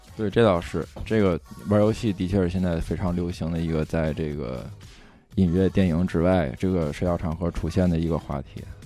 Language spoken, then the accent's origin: Chinese; Tianjin, China; 我们天津人